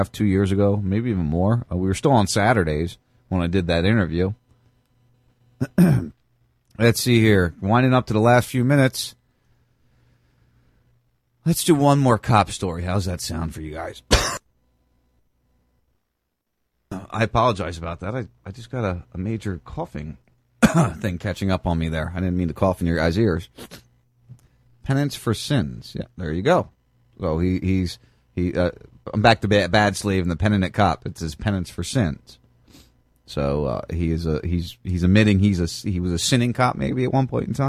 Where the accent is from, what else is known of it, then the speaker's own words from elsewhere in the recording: New Jersey, United States; I grew up in Jersey